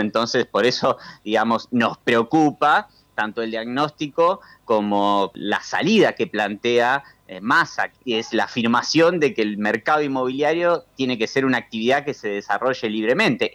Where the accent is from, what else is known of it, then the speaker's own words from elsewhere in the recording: Rosario, Santa Fe, Argentina; Yo soy de Rosario